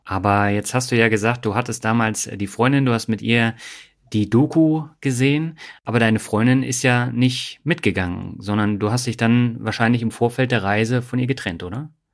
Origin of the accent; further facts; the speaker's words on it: Swabia, Germany; moved away; Meine Leitung geht heute in meine alte Heimat, das Schwabenland